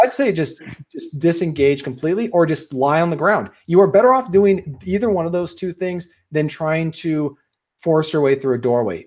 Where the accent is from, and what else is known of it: Washington, United States; born or raised there